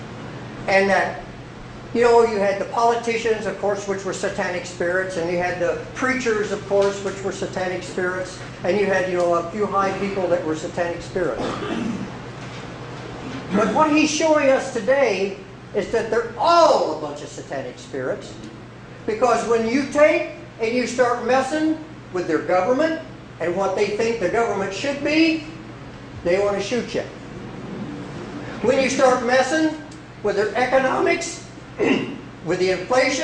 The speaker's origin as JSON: {"language": "English", "town": "Salem", "region": "Indiana", "country": "United States", "tie": "born or raised there", "also_born_or_lived": "West Virginia", "said": "I was born in West Virginia, but I really basically grew up in southern Indiana. In southern Indiana, I grew up in a place called Salem, Indiana"}